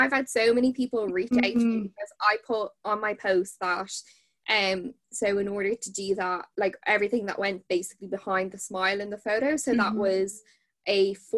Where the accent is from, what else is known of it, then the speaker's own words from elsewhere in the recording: Dublin, Leinster, Ireland; also born or lived in Kilkenny; I'm from Dublin originally, but then moved to Kilkenny.